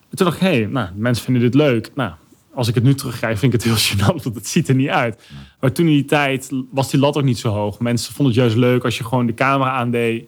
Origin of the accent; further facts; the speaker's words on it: Arnhem, Gelderland, Netherlands; Ik kom uit Arnhem